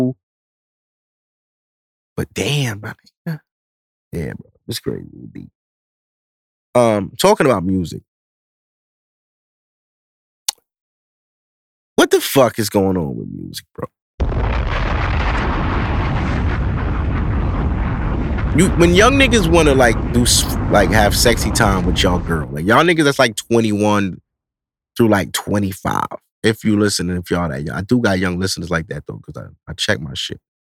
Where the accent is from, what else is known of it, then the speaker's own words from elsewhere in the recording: New York, United States; I'm East Coast. I'm from New York, so I'm a rep East Coast